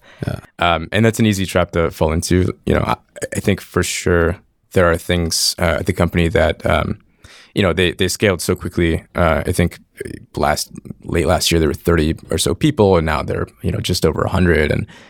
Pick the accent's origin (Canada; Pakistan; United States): United States; Connecticut; I grew up in Connecticut, a small little town. You'd never heard of it.